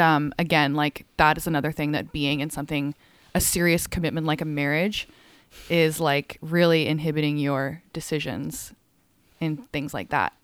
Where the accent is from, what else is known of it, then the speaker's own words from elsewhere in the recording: Calgary, Alberta, Canada; also born or lived in England / Hong Kong; I grew up half my childhood, like, in Hong Kong. Um, and then I moved to Calgary at, like, still a pretty young age and spent most of my life there.